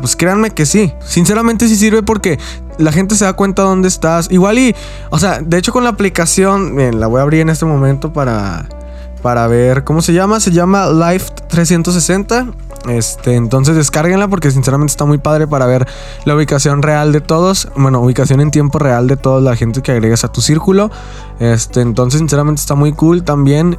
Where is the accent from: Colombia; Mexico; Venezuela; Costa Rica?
Mexico; yo soy de aquí de México.